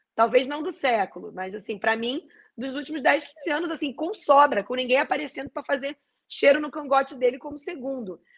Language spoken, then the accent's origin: Portuguese; Brazil; eu, como brasileira e como torcedora da seleção brasileira